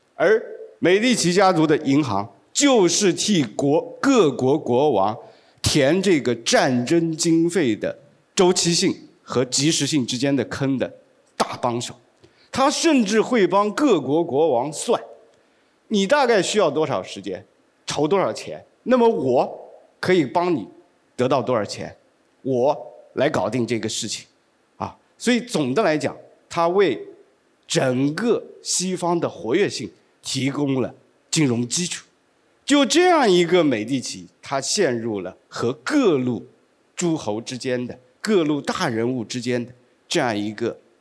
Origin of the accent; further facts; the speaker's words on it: China; 我们中国人最爱讲的好日子，那就是贞观之治，那就是开元盛世